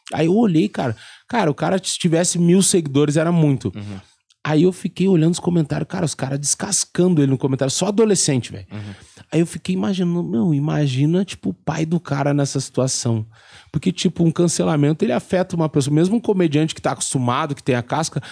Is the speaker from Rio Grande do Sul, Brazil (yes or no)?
yes; Rio Grande do Sul, Brazil; eu saí do Rio Grande do Sul